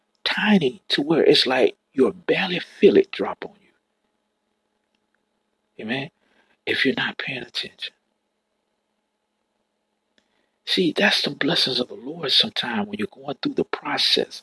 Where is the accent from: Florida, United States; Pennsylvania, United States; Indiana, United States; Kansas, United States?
Florida, United States; I'm born and raised in Florida